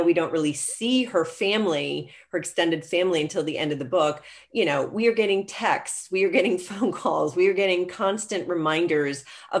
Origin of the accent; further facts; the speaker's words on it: London, United Kingdom; now in Atlanta, United States; because London was my home, I mean, it really is my hometown, but until I moved to Atlanta, Georgia, where I've now been for 28 years, you know, London was, I mean, we were there for 7 years.